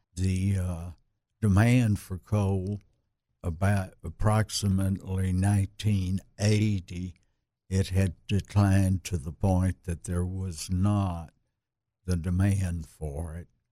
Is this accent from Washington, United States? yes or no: no; Little Rock, Arkansas, United States; I was born in Little Rock at the old Saint Vincent's